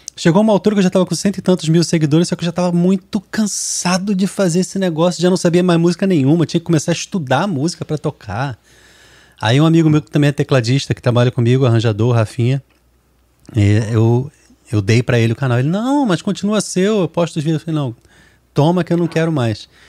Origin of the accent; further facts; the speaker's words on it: Rio de Janeiro, Brazil; eu sou do Rio